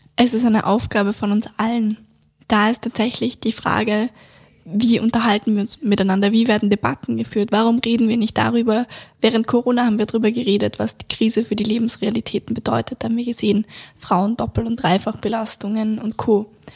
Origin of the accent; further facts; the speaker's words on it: Vienna, Austria; bei uns in Wien